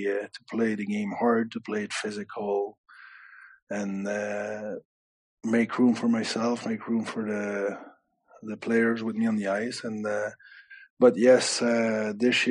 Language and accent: English; Canada; now in Belfast, United Kingdom; I'm French Canadian